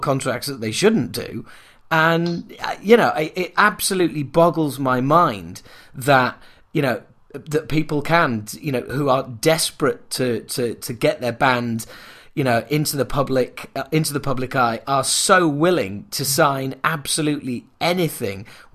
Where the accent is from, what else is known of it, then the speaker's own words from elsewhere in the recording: Yorkshire and the Humber, United Kingdom; I'm a Yorkshireman